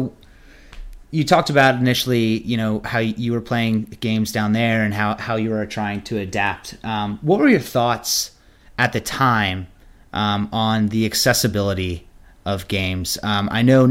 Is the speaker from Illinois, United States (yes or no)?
no; Maryland, United States; I grew up in Maryland